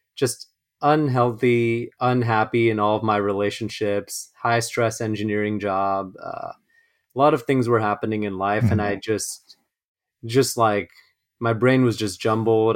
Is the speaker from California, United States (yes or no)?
yes; Los Angeles, California, United States; I was born and raised in Los Angeles, uh, first generation